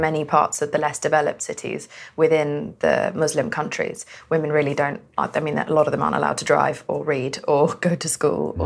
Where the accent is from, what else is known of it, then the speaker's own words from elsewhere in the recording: United Kingdom; also born or lived in Pakistan; I'm Pakistani and a woman and from Britain